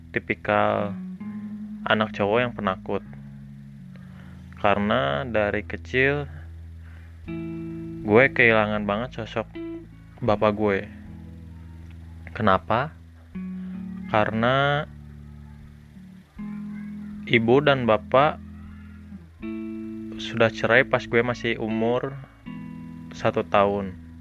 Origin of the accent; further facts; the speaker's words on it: Bandung, West Java, Indonesia; halo, gue orang asli Bandung, warga asli kota Bandung, lahir di Bandung tahun 97, gue anak tunggal.